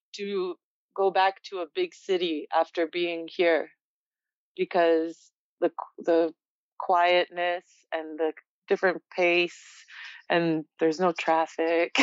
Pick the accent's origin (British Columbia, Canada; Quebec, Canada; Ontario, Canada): Ontario, Canada; Toronto; moved away as an adult; also born or lived in Poland; Growing up in Toronto, I definitely got spoiled with the diversity of it and the amount of it